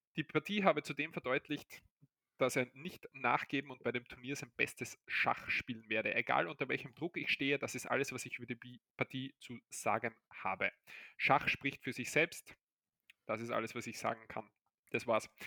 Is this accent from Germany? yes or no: no; Austria